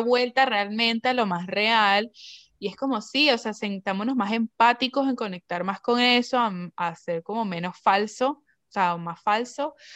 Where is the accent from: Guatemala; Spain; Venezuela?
Venezuela; moved away; nosotros venimos de Venezuela